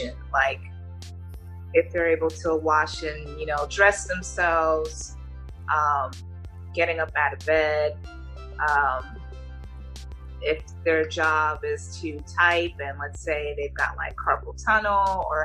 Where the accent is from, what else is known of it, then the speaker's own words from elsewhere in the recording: West Orange, New Jersey, United States; moved away; also born or lived in Newark, New Jersey / Linden, New Jersey; I spent most of my grade school years in West Orange